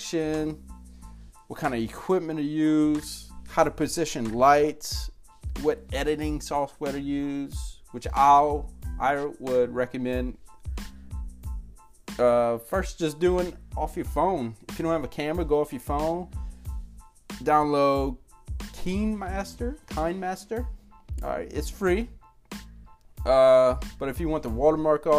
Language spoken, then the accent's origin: English; South Louisiana, United States; I'm from South Louisiana, so I cut off words, and all